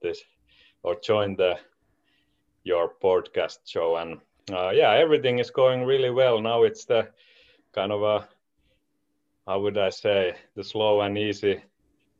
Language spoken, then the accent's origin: English; Espoo, Uusimaa, Finland; I'm originally from Espoo, Finland